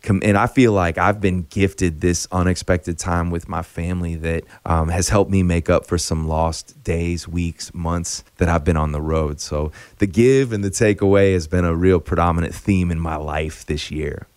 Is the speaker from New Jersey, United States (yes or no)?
no; Chicago, Illinois, United States; now in Nashville, United States; I grew up in Chicago